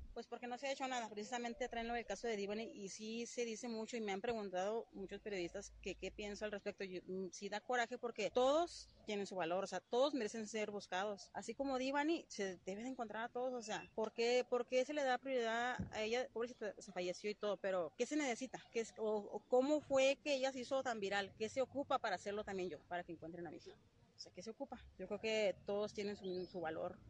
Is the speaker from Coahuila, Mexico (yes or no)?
yes; Torreón, Coahuila, Mexico; De Torreón.